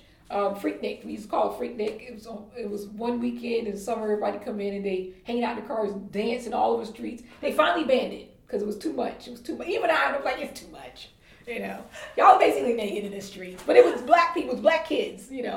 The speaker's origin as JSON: {"language": "English", "town": "Atlanta", "region": "Georgia", "country": "United States", "said": "I'm from Atlanta, so we call it from the A."}